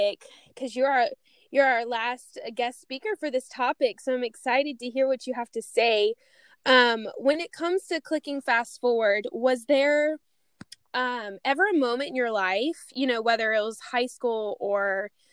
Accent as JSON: {"language": "English", "region": "Louisiana", "country": "United States", "moved": "yes", "said": "I went home for Christmas break"}